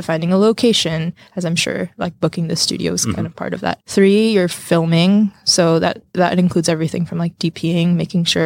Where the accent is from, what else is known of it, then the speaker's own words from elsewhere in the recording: Jersey City, New Jersey, United States; also born or lived in Kathmandu, Nepal; I was raised in Jersey City